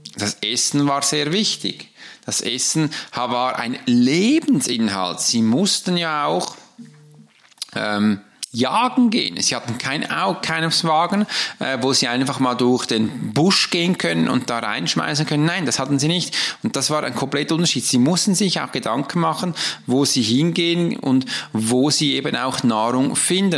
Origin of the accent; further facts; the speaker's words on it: Switzerland; Weil ich hab's ja gelernt als Schweizer, dass wir am Morgen Brot essen.